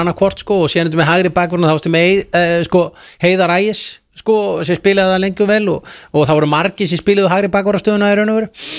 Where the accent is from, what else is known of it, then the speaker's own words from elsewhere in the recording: Garðabær, Capital Region, Iceland; ég er alltaf garbaðingu